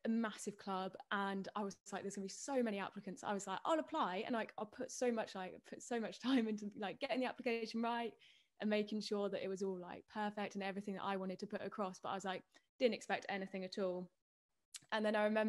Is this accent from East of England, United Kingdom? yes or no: yes; Peterborough, East of England, United Kingdom; also born or lived in Cambridge; I grew up in Peterborough, and then moved down to Cambridge